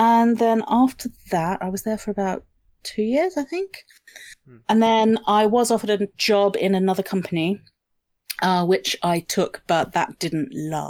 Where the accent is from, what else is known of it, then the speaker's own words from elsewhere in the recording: Australia; moved away as an adult; now in Sussex, United Kingdom; I'm Australian by birth, but I have French citizenship as well.